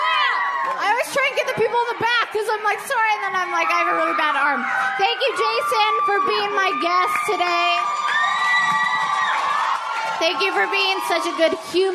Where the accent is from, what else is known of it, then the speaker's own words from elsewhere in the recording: Edmonton, Alberta, Canada; I'm from Edmonton. It's cold. All we have is hockey